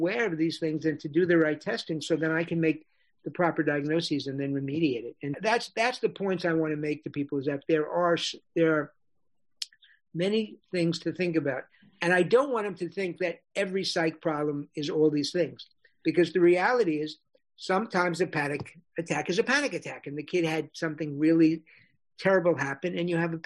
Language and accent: English; New York City, New York, United States; But I grew up in New York City